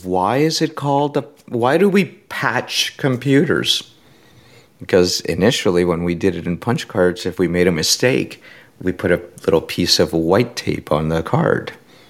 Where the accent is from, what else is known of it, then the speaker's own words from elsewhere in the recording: Puerto Rico; You know, I'm originally from Puerto Rico.